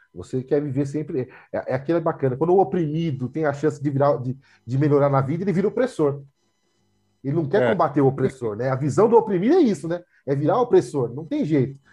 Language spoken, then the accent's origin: Portuguese; São Paulo, Brazil; minha história é marcada pela Zona Leste. Morei no Carrão um tempo, Aí depois saí do Carrão, fui para Cidade Tiradentes, aí estou aqui até hoje